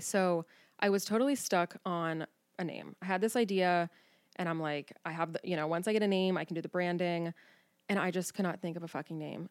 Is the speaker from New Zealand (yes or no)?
no; Cincinnati, Ohio, United States; now in Newport, Kentucky, United States; born and raised in Cincinnati. I grew up on the West Side